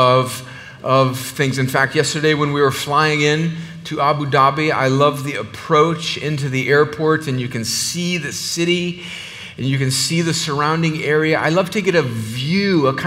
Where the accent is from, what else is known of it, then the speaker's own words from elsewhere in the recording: the Mexican border in California, United States; now in Georgia, United States; I'm originally from the Mexican border in California